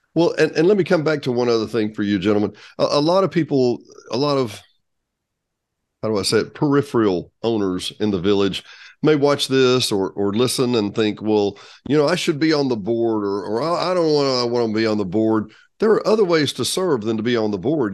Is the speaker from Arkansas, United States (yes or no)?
yes; South Arkansas, United States; I grew up in South Arkansas